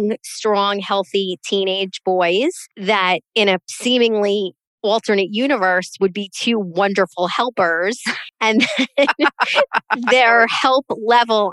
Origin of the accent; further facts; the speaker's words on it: the North, Northeast, United States; accent: Northern; now in Florida, United States; I'm a Northerner, tried and true in my heart, but here I am raising my kids here